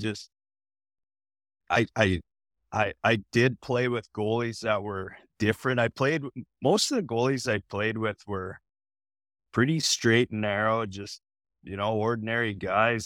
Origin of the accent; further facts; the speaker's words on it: south of Calgary, Alberta, Canada; moved away; I'm living fifteen minutes south of Calgary